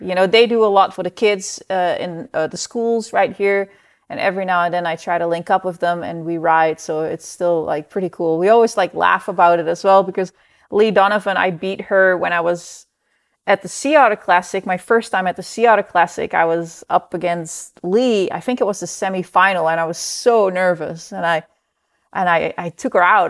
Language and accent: English; Netherlands; moved away; I grew up in the Netherlands